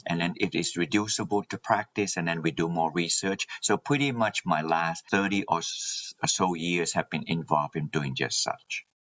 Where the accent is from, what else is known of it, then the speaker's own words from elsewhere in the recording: Malaysia; moved away as an adult; also born or lived in New Zealand / Alabama, United States; now in Massachusetts, United States; Yes, I am originally from Malaysia and I in, went to New Zealand to study